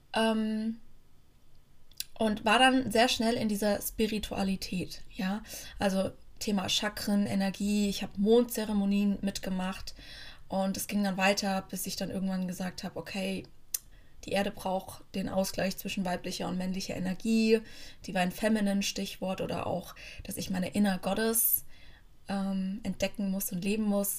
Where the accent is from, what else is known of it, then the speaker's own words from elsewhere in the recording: near Frankfurt, Hesse, Germany; moved away as an adult; now in Bremen, Germany; Ich bin aber aufgewachsen in der Nähe von Frankfurt